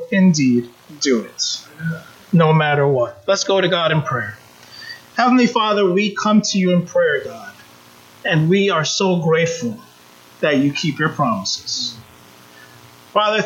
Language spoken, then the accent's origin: English; Jamaica; moved away; also born or lived in United States; though I was born in the United States, I grew up in Jamaica. My family's from Jamaica.